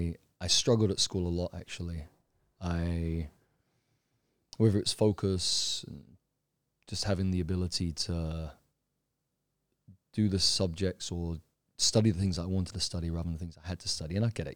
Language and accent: English; London, United Kingdom; now in Thailand; I'm from London, UK originally. I came to Thailand originally, I think I was about 17 or 18, I came for vacation.